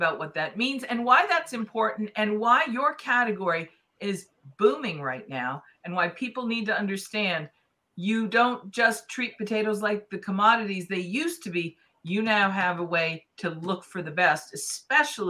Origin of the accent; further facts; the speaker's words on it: New England, United States; I grew up in New England